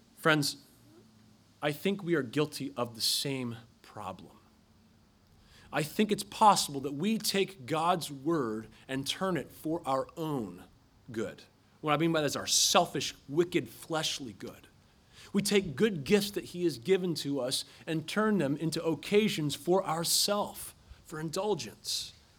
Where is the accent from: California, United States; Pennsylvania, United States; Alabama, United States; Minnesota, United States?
Pennsylvania, United States; Philadelphia; I'm from Philadelphia